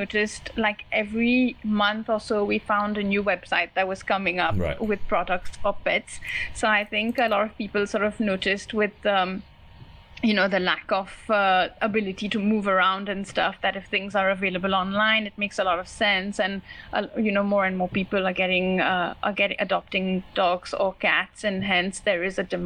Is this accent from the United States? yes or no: no; Mauritius; now in India; I'm from Mauritius